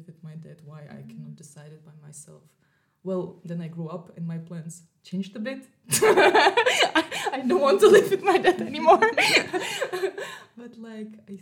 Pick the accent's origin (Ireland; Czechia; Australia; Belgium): Czechia; moved away as an adult; also born or lived in Russia / Graz, Austria / Berlin, Germany; now in Vienna, Austria; I was born in Russia, and I live all my life in Czech Republic